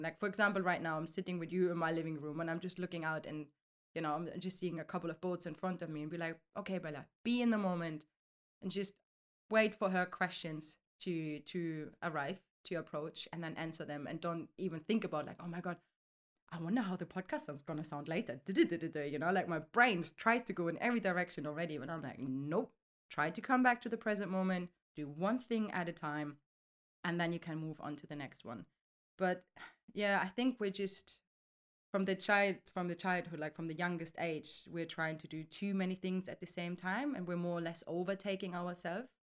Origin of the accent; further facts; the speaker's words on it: Germany; now in London, United Kingdom; originally I'm coming from Germany. I'm thirty-five years now. I'm living in London